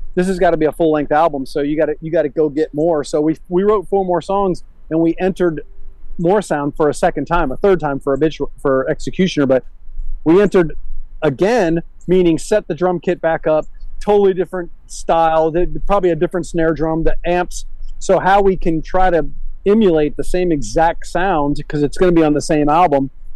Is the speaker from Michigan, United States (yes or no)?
no; Miami, Florida, United States; also born or lived in Brandon, Tampa, Florida; I was a 10 year old kid, 11 year old kid when we moved from Miami to Tampa